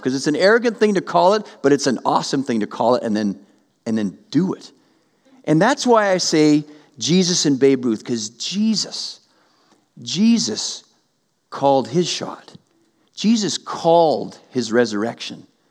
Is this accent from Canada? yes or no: yes; Western Canada, Canada; I grew up in Western Canada